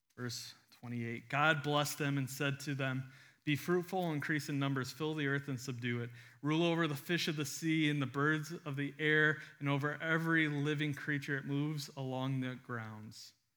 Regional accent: United States; we read it as an American in twenty twenty-two

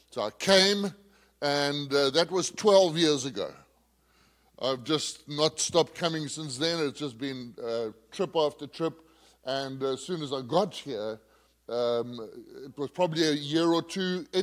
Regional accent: Zambia; moved away as an adult; also born or lived in Zimbabwe; I was born in Zambia, I spent many years there until I finished my schooling, and then moved to a place called Zimbabwe.

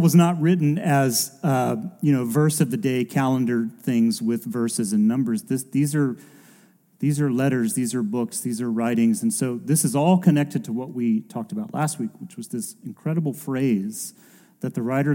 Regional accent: United States; as an American and growing up in and around churches like

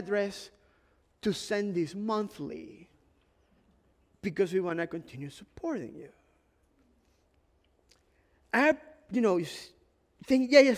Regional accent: Ecuador; moved away; it's part of like an immigrant experience. I'm from Ecuador

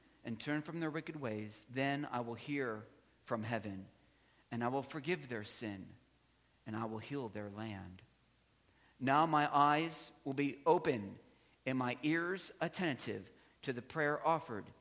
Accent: South Central Pennsylvania, United States; I was raised in South Central Pennsylvania.

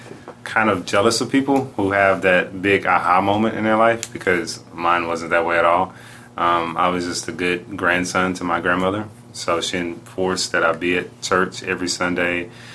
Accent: Houston, Texas, United States; I was raised in Houston.

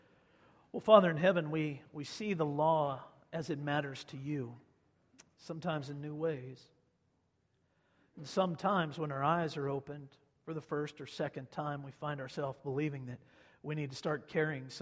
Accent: Kansas, United States; moved away; grew up in Kansas

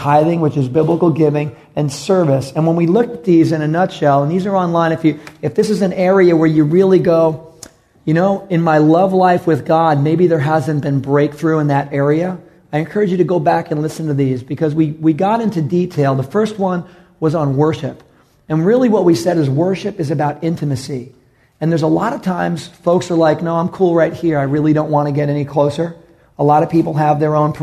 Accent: New York City, New York, United States; moved away; I'm from New York City, and I like street-related ministry

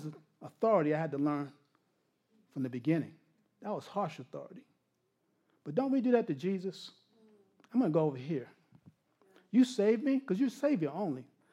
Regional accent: New York, United States; moved away; I'm a New Yorker

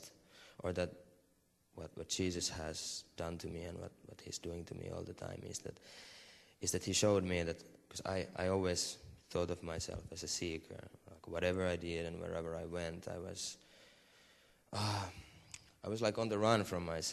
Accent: Finland; I'm from Finland.

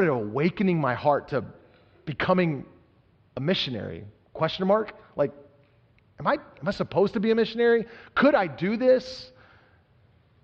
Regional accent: Texas, United States; I was growing up in Texas

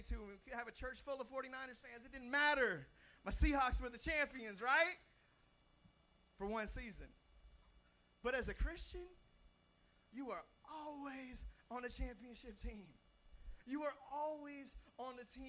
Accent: Seattle, Washington, United States; I'm from Seattle, Washington

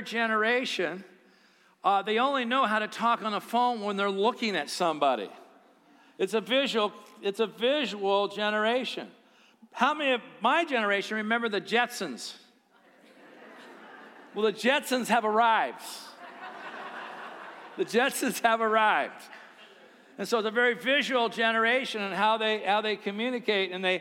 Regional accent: United States

